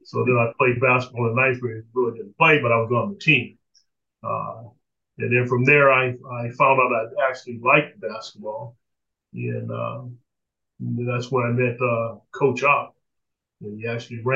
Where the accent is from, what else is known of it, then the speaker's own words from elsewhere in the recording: Sacramento, California, United States; I grew up in Sacramento, basically on the Florin area, in a school in Elk Grove